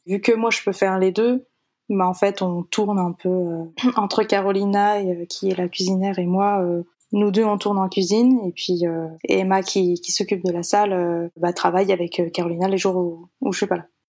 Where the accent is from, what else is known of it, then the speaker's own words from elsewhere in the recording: France; also born or lived in Japan; j'ai quand même passé la majorité de mon enfance en France